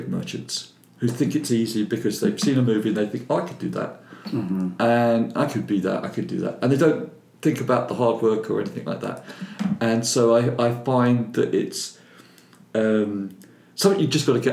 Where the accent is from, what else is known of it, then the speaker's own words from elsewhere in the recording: London, United Kingdom; accent: Cockney; He was a cockney like myself